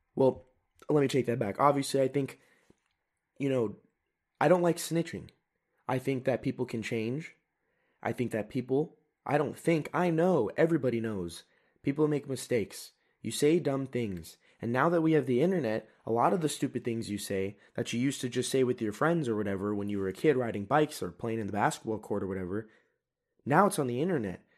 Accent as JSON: {"language": "English", "country": "United States", "said": "I am an American"}